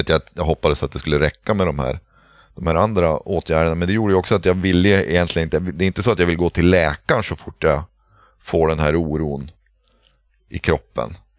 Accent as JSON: {"language": "Swedish", "area": "Pite River", "region": "Norrbotten County", "country": "Sweden", "tie": "born or raised there", "said": "Jag är uppvuxen vid Piteälven"}